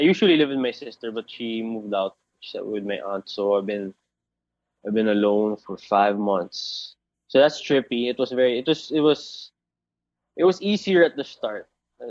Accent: Albay, Bicol Region, Philippines; moved away as an adult; now in Manila, Philippines; But most of my childhood, no, all my childhood, I grew up in Bicol, in Albay.

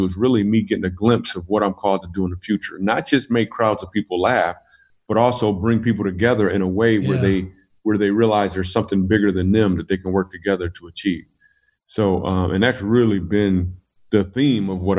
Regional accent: Grand Rapids, Michigan, United States; moved away; I am from Grand Rapids, Michigan. That's my hometown.

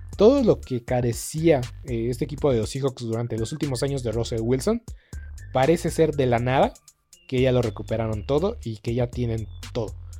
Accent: Mexico; nosotros como mexicanos

